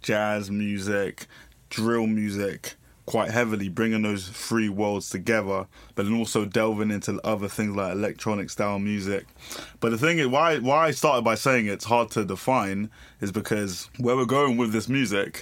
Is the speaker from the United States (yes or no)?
no; London, United Kingdom; 21 years old, from Bermondsey